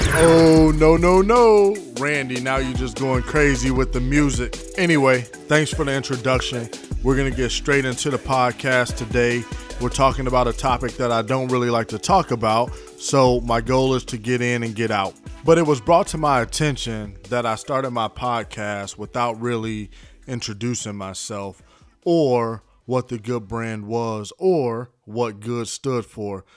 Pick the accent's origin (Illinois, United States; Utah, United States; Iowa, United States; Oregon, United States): Illinois, United States; Chicago; I was born in Chicago. Originally, I was raised by my mother and father